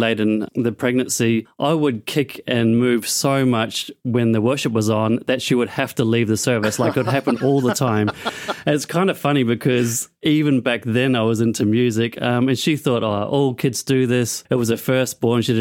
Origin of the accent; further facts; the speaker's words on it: New Zealand; moved away as an adult; now in Australia; I was born in New Zealand, moved to Australia to do Hillsong College